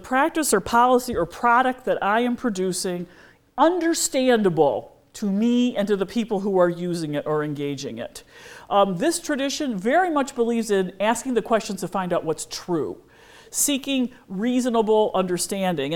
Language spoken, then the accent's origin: English; United States; as an American